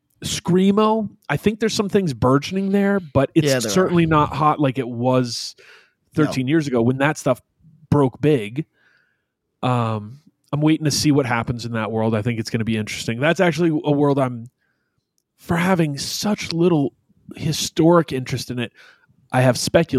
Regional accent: Albany, New York, United States; I grew up in Albany.

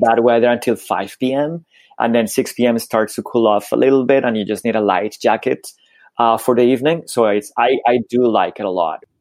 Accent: Bogotá, Colombia; also born or lived in United Kingdom; now in Canada; I was born in Colombia. Yeah in Bogota, capital city.

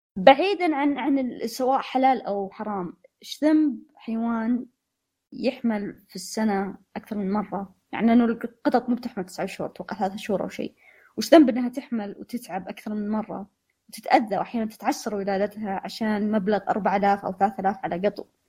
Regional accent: Saudi Arabia; هنا عندنا في السعوديه

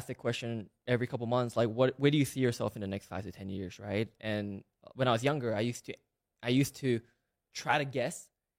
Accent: Malaysia; moved away as an adult; now in United States; I was born and raised in Malaysia. I moved to the U.S. Actually, yesterday was my official 10 years in America.

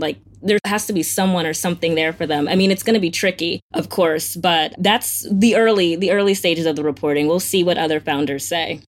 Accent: Florida, United States; I'm from Florida

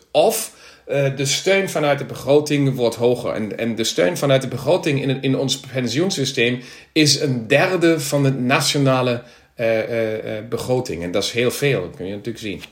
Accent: Krefeld, North Rhine-Westphalia, Germany; Dutch is a second language; also born or lived in Berlin; Krefeld, waar ik vandaan kom.

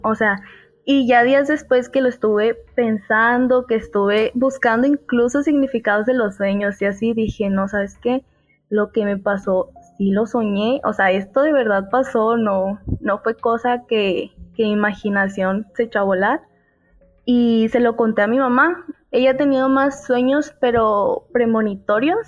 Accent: Mexico; yo soy de México

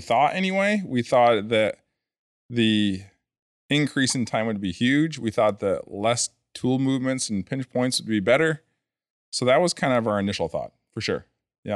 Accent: New Hampshire, United States; I'm from New Hampshire

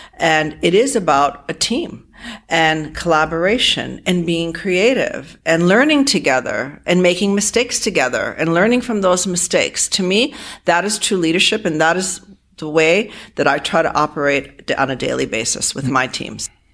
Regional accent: Providence, Rhode Island, United States; moved away as an adult; now in Toronto, Canada; I grew up in Providence, Rhode Island in a immigrant home uh, full of Armenian people

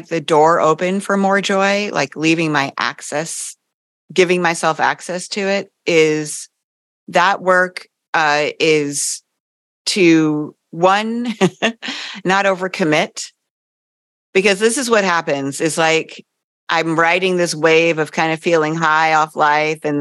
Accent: East Coast, United States; I grew up on the East Coast

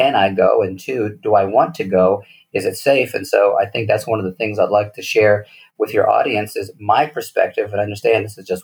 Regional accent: United States; moved away as an adult; also born or lived in European background; now in Mexico; I'm an American citizen

